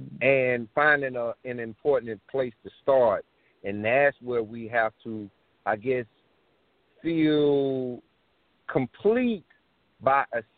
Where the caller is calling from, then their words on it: Columbia, South Carolina, United States; I am calling from South Carolina, Columbia, South Carolina.